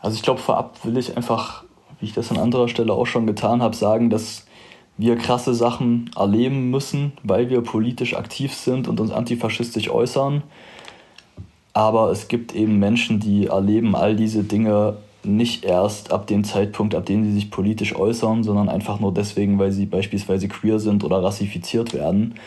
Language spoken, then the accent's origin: German; Zwickau, Saxony, Germany; also born or lived in Halle; meinem Heimatort Zwickau